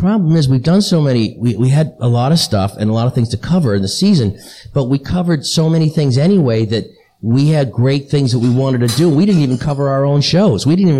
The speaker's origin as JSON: {"language": "English", "town": "Boston", "region": "Massachusetts", "country": "United States", "said": "I'm from Boston, and that means I'm a Boston, a Patriots fan, because I'm from Boston"}